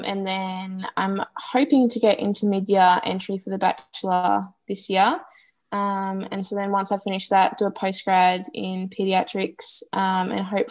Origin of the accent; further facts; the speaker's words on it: Melbourne, Victoria, Australia; I'm from Melbourne and I'm currently an enrolled nurse and I'm working in a private hospital in Melbourne.